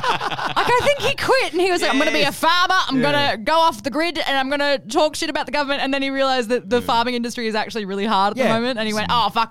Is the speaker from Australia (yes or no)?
yes; Australia; I was born into embarrassment. I was born in the Howard era. I mean, like, I've grown up just knowing to be ashamed of the country.